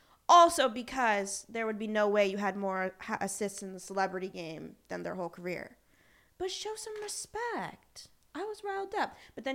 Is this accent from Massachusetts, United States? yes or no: yes; Boston, Massachusetts, United States; I'm from Boston.